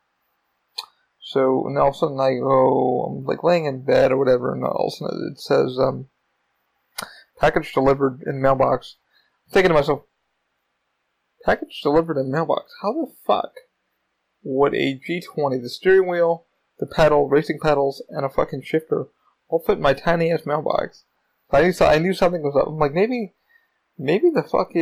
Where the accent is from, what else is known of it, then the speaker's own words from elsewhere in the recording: New York, United States; now in Florida, United States; I am from New York.